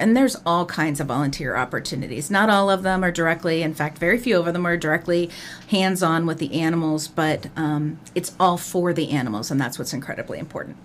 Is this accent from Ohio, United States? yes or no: yes; Clark County, Ohio, United States; I grew up in Clark County, Ohio